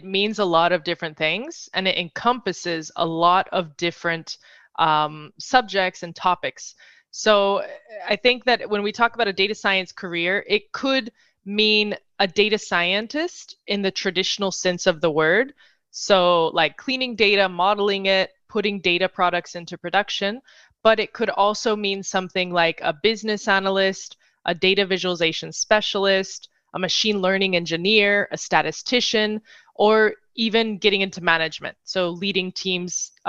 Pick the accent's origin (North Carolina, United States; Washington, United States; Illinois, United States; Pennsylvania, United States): North Carolina, United States; moved away as an adult; also born or lived in Madrid, Spain; now in New York City, United States; I'm originally from North Carolina.